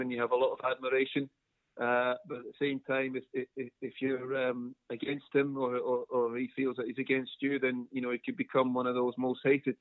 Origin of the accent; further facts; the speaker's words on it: Brisbane, Queensland, Australia; moved away as an adult; also born or lived in Scotland; now in United Kingdom; we emigrated to Brisbane, uh, what, something like 18 years previous to that. Uh, spent you know, the vast majority of my childhood in Queensland